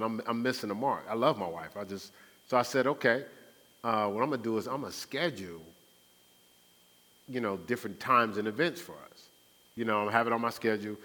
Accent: Newark, New Jersey, United States; I was raised in Newark, New Jersey.

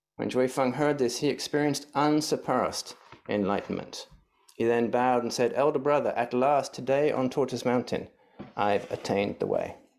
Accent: England, United Kingdom; moved away; growing up in England

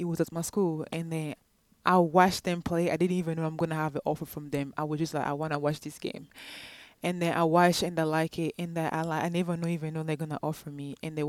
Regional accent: DR Congo; now in United States; I'm from the Democratic Republic of Congo.

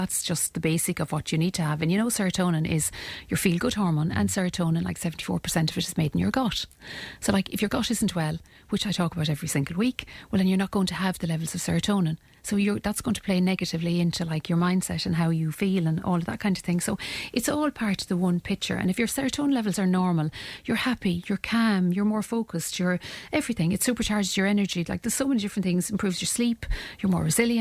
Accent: Ireland; as Irish people

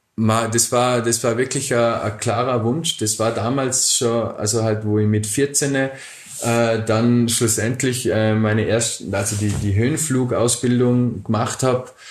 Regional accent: Bregenz, Vorarlberg, Austria; also born or lived in Dornbirn; Und irgendwann sind wir von Dombien nach Bregenz gezogen, eben als ich so neun Jahre alt war

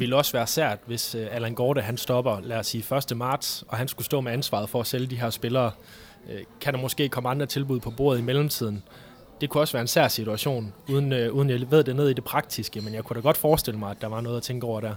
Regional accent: North Jutland, North Denmark Region, Denmark; jeg er nordjyde ind til benet

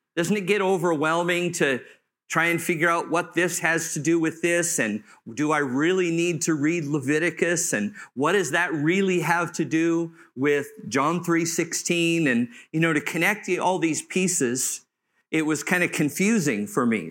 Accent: Southern California, United States; I grew up in Southern California near the beach

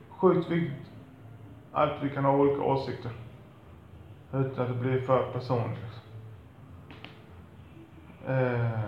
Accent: Sweden; Mamma och jag, vi är födda i Sverige.

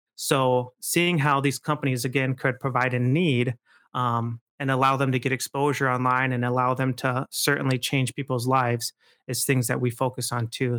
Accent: Midland, Michigan, United States; I grew up in Midland, actually.

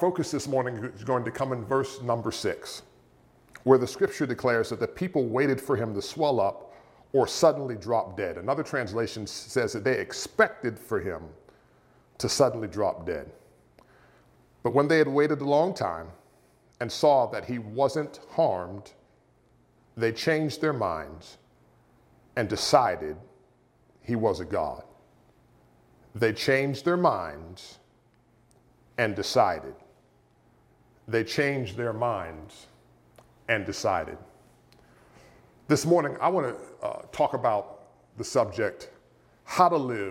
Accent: near Pittsburgh, Pennsylvania, United States; when I was a teenager growing up near Pittsburgh, Pennsylvania

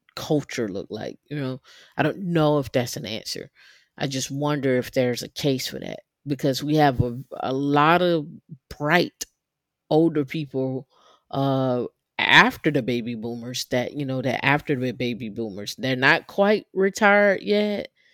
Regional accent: Atlanta, Georgia, United States; I'm from Atlanta

